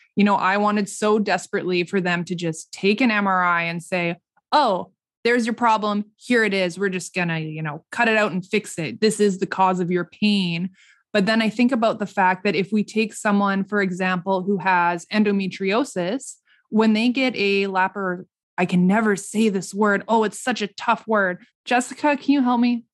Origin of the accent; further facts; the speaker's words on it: Saskatchewan, Canada; also born or lived in Regina / Toronto / Vancouver; we're all from Saskatchewan here, Saskatchewan-based